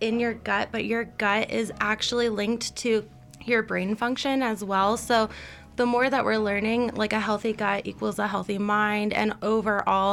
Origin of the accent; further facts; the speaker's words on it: Pennsylvania, United States; now in Colorado, United States; we're from Pennsylvania, from the East Coast